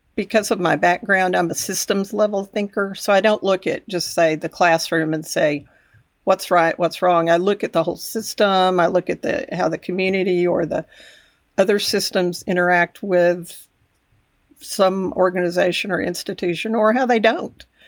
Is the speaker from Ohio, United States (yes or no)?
no; Texas Panhandle, United States; also born or lived in Amarillo, Texas; I grew up in the Panhandle about an hour away